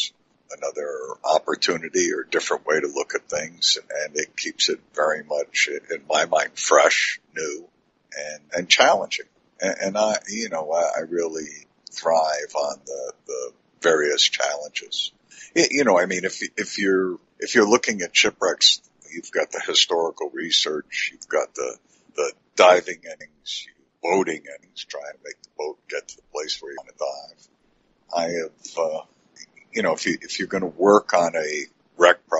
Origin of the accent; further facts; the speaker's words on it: Long Island, New York, United States; I grew up on Long Island.